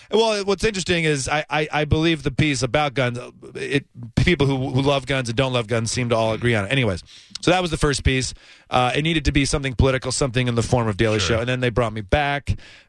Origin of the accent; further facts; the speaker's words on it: Ann Arbor, Michigan, United States; now in New York City, United States; I'm from Ann Arbor, Michigan originally.